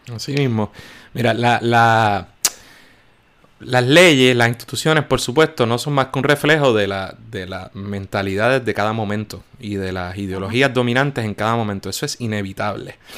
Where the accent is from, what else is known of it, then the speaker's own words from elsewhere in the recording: Puerto Rico; nosotros somos latinos y boricos